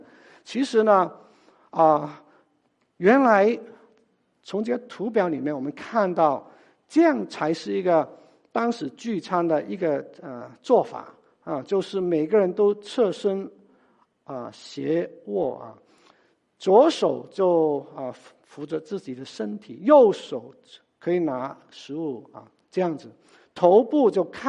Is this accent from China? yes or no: yes; China; 就好像我们中国人，我们吃饭的时候，很多时候我们都是呃把这个菜。